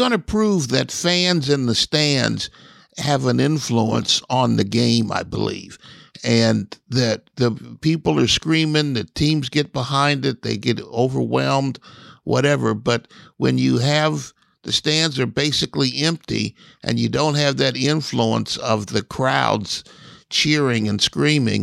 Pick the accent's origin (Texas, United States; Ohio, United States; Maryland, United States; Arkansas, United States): Ohio, United States; Columbus; I'm from Columbus, and I went to high school on the Ohio State campus